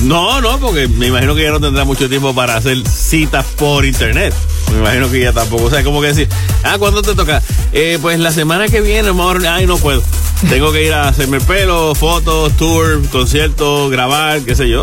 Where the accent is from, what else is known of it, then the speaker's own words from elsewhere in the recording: Caguas, Puerto Rico; a mi pueblo de Caguas